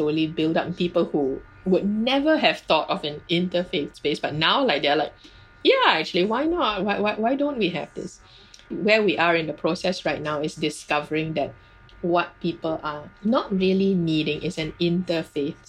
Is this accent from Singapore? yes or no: yes; Singapore